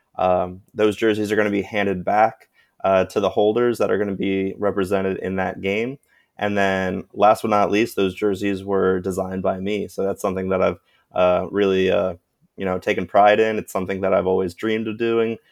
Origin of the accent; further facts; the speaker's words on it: Sarasota, Florida, United States; the Little League of my hometown of Sarasota, Florida